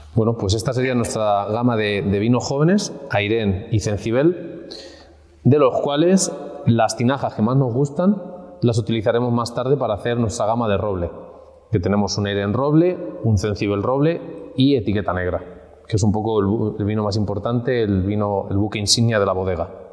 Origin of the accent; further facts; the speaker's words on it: Villarrobledo, Castilla-La Mancha, Spain; Hoy en concreto estamos en, en Villarroledo, mi tierra